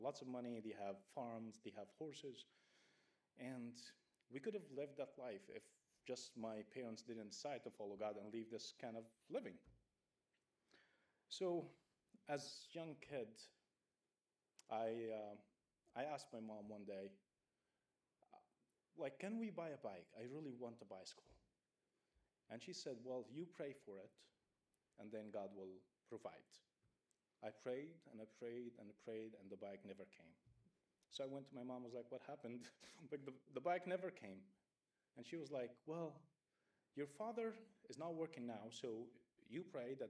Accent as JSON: {"language": "English", "country": "Egypt", "tie": "born or raised there", "moved": "yes", "said": "I grew up in Egypt, and I grew up in a very strict church"}